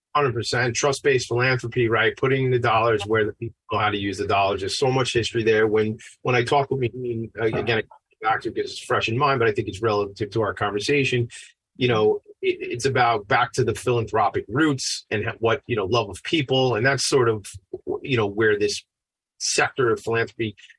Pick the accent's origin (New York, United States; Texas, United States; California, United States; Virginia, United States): New York, United States; Long Island; I'm a white man, uh, and I'm 44 years old, and I grew up on Long Island.